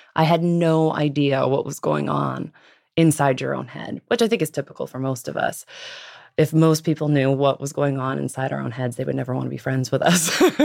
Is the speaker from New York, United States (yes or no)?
no; Los Angeles, Pacific Northwest, outside of Seattle, Washington, United States; Los Angeles, and then the Pacific Northwest once my parents divorced